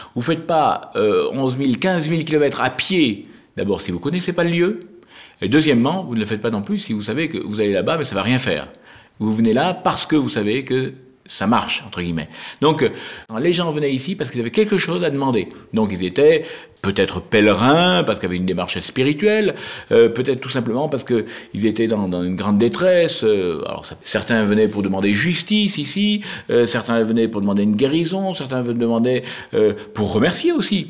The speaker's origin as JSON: {"language": "French", "area": "Lot", "region": "Occitania", "country": "France", "tie": "born or raised there", "said": "je suis né dans le Lot, donc je connaissais très très bien Rocamadour depuis tout, tout petit"}